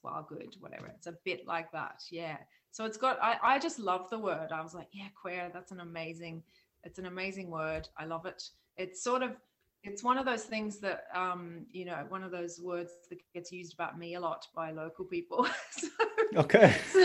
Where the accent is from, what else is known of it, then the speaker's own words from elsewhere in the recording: Australia; moved away as an adult; now in Donegal, Ireland; I'm Australian originally